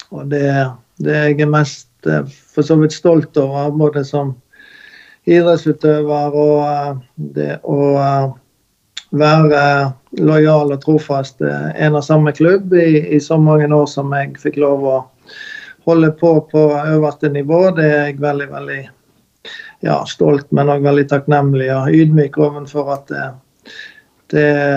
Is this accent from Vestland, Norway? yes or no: yes; Bekkjarvik, Vestland, Norway; Selbjørn er jo den øyen jeg vokste opp i her i Bekkjarvik